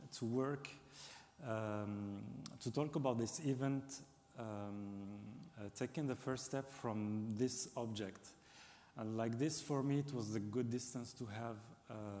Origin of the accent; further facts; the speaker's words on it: Algiers, Algiers Province, Algeria; English is a second language; moved away as an adult; now in France; the place where I grew up in Algiers.